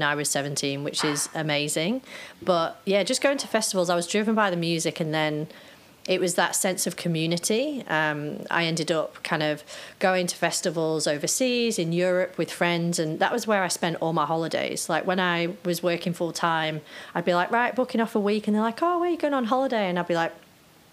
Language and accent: English; Cheshire, North West England, United Kingdom; I grew up in Cheshire, kind of like in the countryside